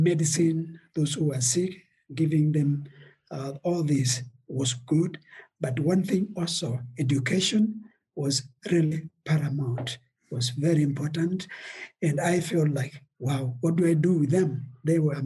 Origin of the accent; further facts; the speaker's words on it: Kenya; also born or lived in Eldoret, Kenya; our country, Kenya